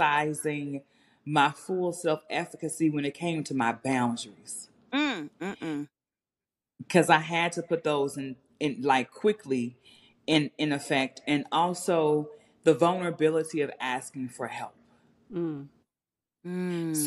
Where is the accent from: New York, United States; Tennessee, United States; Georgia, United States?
Tennessee, United States; Memphis; I'm from Memphis, Tennessee, you know, I tell folks, I'm from one generation out the hood